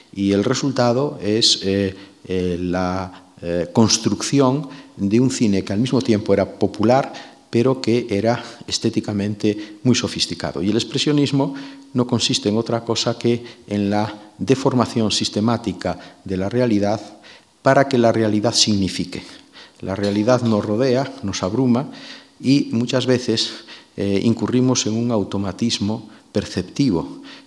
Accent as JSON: {"language": "Spanish", "region": "Galicia", "country": "Spain", "said": "mi tierra"}